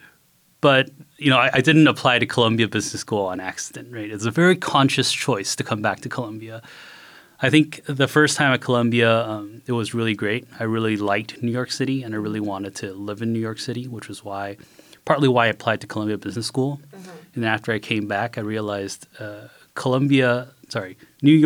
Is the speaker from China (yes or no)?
yes; Beijing, China; moved away; also born or lived in Kaohsiung, Taiwan; I was born in Taiwan, born in Kaohsiung, which is the south part of Taiwan, but I moved to Beijing when I was 2. So I spent my entire childhood in Beijing, and I attended an international school